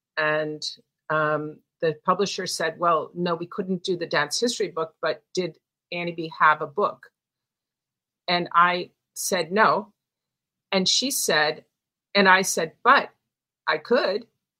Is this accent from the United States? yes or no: yes; Chicago, Illinois, United States; In Chicago.